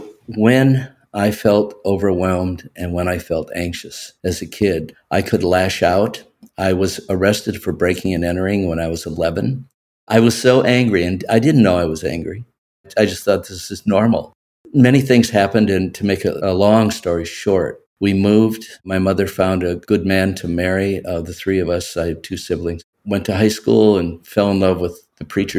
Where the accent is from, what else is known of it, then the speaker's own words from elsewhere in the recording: Wausau, Wisconsin, United States; I grew up in Wisconsin.